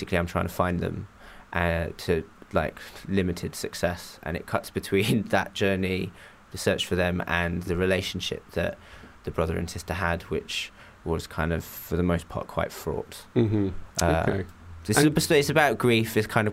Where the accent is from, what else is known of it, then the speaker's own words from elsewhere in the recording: England, United Kingdom; also born or lived in Japan; I grew up in Japan till I was 8, and then we moved to England.